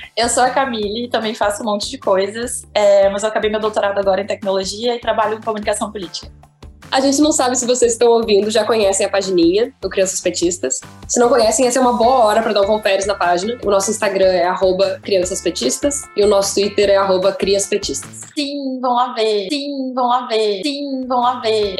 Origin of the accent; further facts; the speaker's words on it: Porto Alegre, Rio Grande do Sul, Brazil; em 97, o ano que eu nasci na cidade